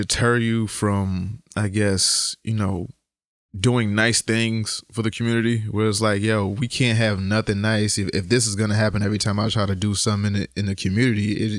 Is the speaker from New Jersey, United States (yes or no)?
no; Connecticut, United States; hey, I'm from Connecticut. Yeah. I do this and I'm from Connecticut.